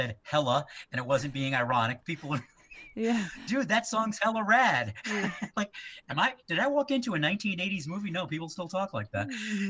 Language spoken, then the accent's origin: English; New England, United States; I mean, I grew up in New England.